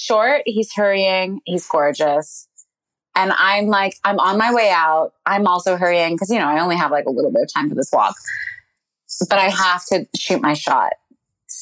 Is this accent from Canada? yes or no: yes; Canada; now in New York, United States; I'm Canadian